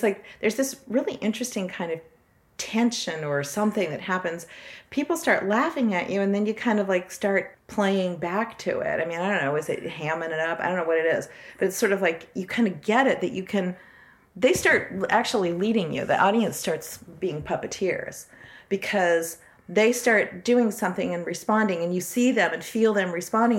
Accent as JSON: {"language": "English", "town": "Bakersfield", "region": "California", "country": "United States", "tie": "born or raised there", "moved": "yes", "said": "I was born in Bakersfield too"}